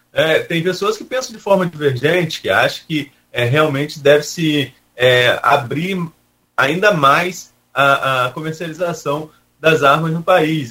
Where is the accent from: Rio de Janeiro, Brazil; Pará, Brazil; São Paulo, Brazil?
Rio de Janeiro, Brazil; Atafona; sigo Nossa Senhora da Penha, onde eu nasci, Etafona